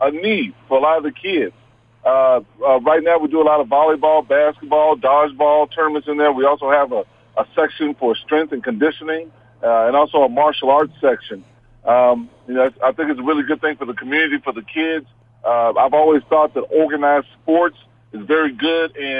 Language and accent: English; Houston, Texas, United States; also born or lived in Wyoming; I grew up in Houston, Texas.